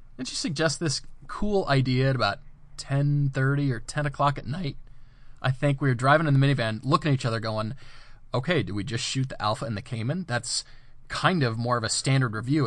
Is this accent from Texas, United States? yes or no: no; Colorado, United States; I grew up in Colorado.